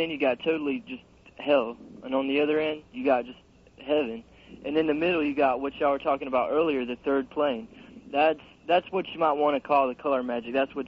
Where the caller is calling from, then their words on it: Jacksonville, Florida, United States; I'm calling from Jacksonville in Florida.